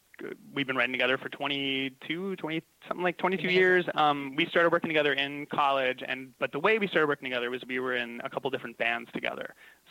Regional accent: New York, United States; I grew up on Long Island in the hometown of John Philip Sousa, who does all, like, the marching band music and stuff.

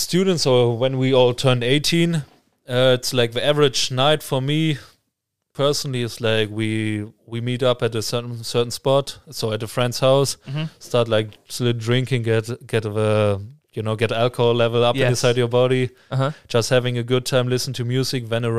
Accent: Münster, North Rhine-Westphalia, Germany; Amsterdam is only like 2.5 hours away from my hometown. It's Münster, obviously, like we call it like it's the bike city

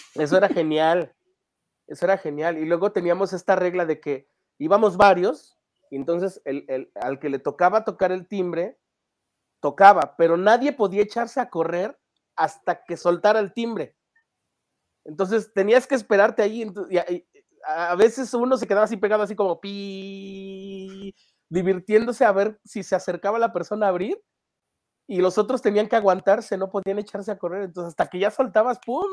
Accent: Mexico City, Mexico; yo soy, soy un chico de la Ciudad de México, que, bueno, no, tan chico, pero em, de la Ciudad de México, que nació en una familia

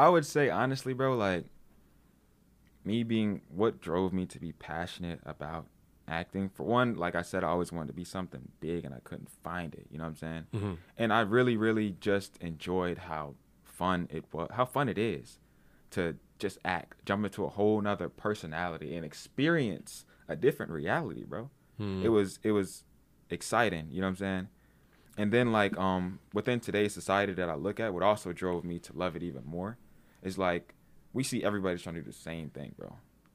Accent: Washington, District of Columbia, United States; Well, I mean, like, well, I'm from naturally from DC.

